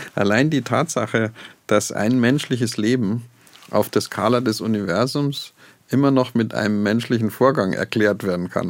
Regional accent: Oberammergau, Bavaria, Germany; moved away; also born or lived in Garching; ich bin in Oberammergau geboren

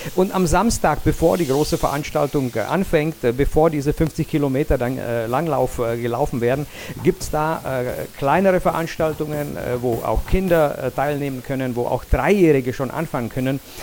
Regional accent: Jablonec nad Nisou, Liberec Region, Czechia; in meiner Geburtsstadt Jablonetz

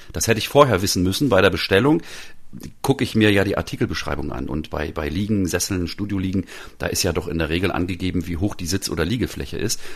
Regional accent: Northern Germany, Germany; ich bin ja selber Norddeutscher

